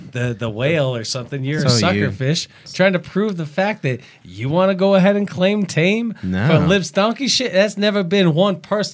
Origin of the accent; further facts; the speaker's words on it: Russia; English is a second language; Yeah, I'm from Russia.